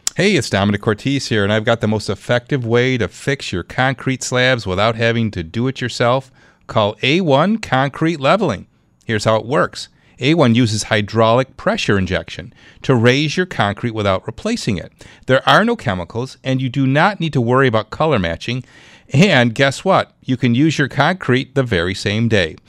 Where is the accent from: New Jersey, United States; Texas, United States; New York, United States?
New York, United States; Clarence; my hometown